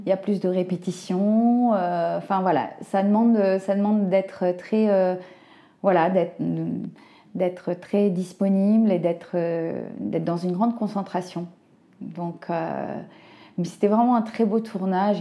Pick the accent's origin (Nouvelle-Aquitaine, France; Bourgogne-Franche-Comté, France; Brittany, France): Brittany, France; je connais bien la Bretagne, je suis bretonne